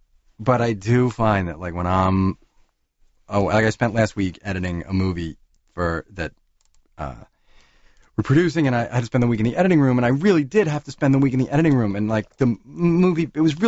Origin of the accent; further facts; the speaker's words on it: New York, United States; I grew up living in New York.